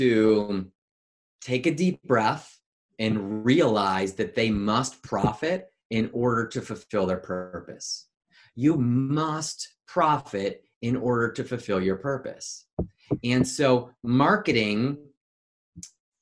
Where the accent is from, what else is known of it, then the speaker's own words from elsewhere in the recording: Chicagoland area, Illinois, United States; I grew up predominantly in the Chicagoland area. I grew up in the outskirts about 30, 45 minutes west of Chicago in a small suburb.